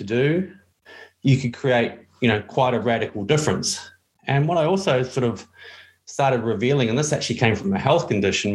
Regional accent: New Zealand; I'm from New Zealand.

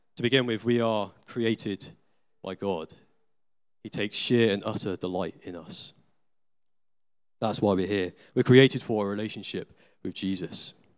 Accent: United Kingdom; we're British citizens in the twenty-first century

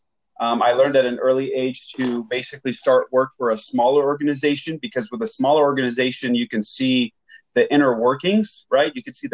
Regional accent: Portland, Oregon, United States; also born or lived in Beirut, Lebanon; I was born and raised in Portland, Oregon, but I lived most of my youth, about 10 or 12 years, in Beirut, Lebanon.

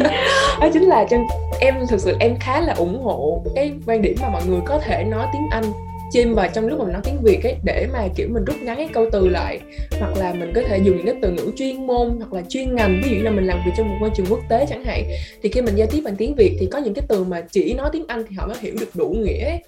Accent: Vietnam; first language Vietnamese; sinh ra ở việt nam mà muốn nói chuyện lớn lên cũng nói bằng tiếng việt nam nè tiếng mẹ đẻ

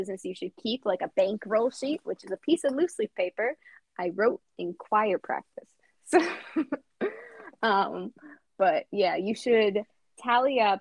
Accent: United States; I'm an American.

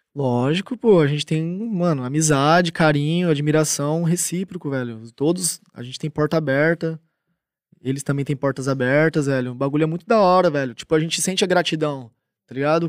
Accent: Tupã, São Paulo, Brazil; accent: caipira; now in Barueri, Brazil; sou caipira, interiorzão de São Paulo, 014, Tupã

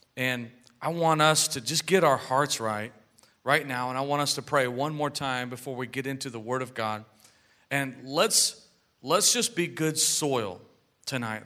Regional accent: United States; we're American citizens, and I'm proud to be an American

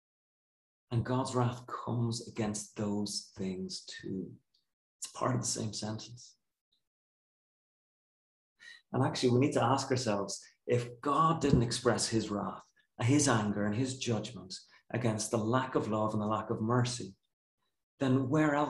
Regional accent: Ireland; our culture as Irish people

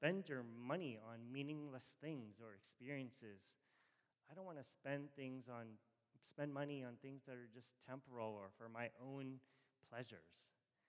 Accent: Rockville, Maryland, United States; I grew up in Rockville

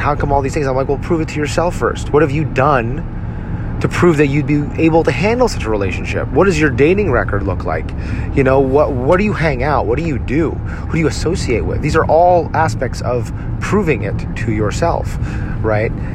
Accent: Edison, New Jersey, United States; my hometown of Edison, New Jersey.

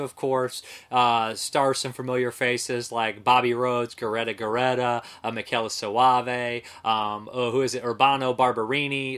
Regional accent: Ohio, United States; I'm from Ohio

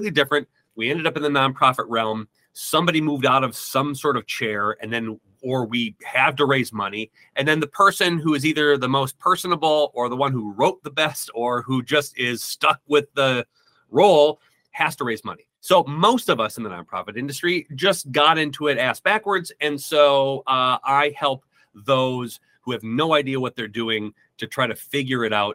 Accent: Midwest, United States; I'm from the Midwest

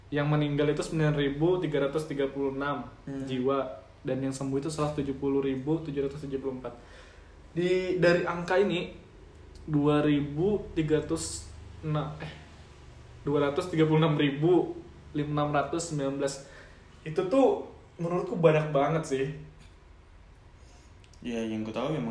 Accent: East Kalimantan, Indonesia; ini sih di kampungku itu masih dikategorikan masih zona hijau eh di Kalimantan Timur ya sekarang sudah nomor 4 kan di Indonesia kan

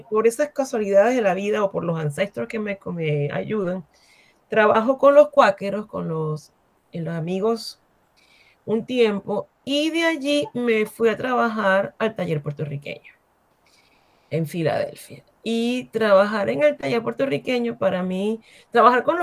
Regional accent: Venezuela; moved away as an adult; also born or lived in New York / Cameroon; now in United States

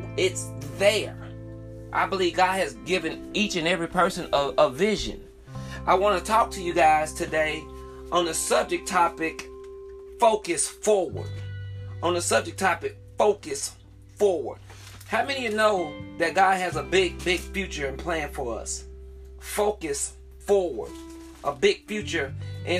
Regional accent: the South, United States; I'm from the South

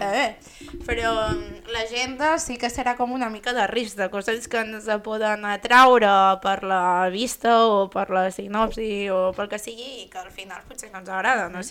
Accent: Figueres, Catalonia, Spain; sóc de Figueres, sóc empordanesa, molt orgullosa

